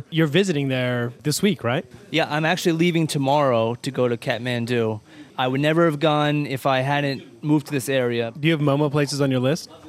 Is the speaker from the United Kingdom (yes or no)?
no; Myanmar; now in New York, United States; I'm not Tibetan. I'm from Burma.